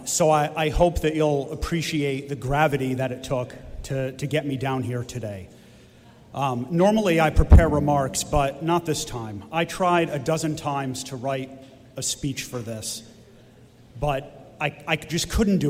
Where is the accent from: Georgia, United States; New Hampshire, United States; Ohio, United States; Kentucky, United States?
New Hampshire, United States; We are Americans and we are from New Hampshire.